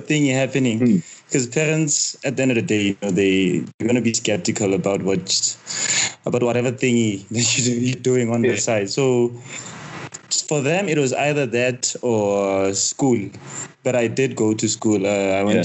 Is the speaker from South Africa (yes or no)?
yes; Soweto, Gauteng, South Africa; When I was growing up in Soweto